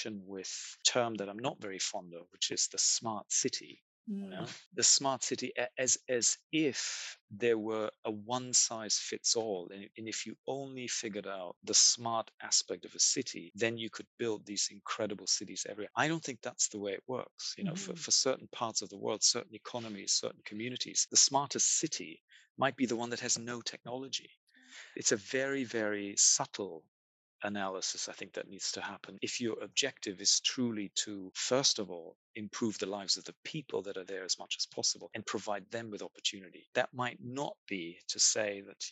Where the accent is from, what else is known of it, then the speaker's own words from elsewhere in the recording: London, United Kingdom; I am a Londoner.